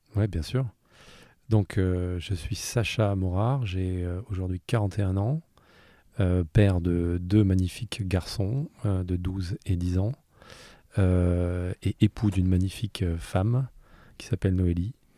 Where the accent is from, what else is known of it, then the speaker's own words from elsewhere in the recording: Southern Alps, Provence-Alpes-Côte d'Azur, France; moved away as an adult; now in Paris, France; je suis né dans les Alpes du Sud. Euh, j'ai passé toute ma jeunesse jusqu'à 20 ans à faire du ski et de la musique.